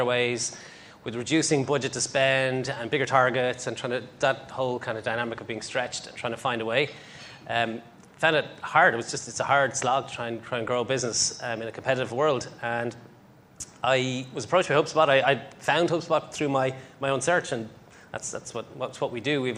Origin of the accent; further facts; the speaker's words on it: Ireland; I'm Irish.